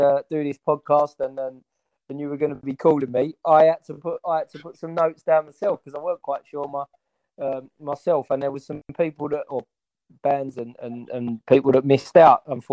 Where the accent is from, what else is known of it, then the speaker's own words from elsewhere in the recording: London, United Kingdom; I grew up in Walthamstow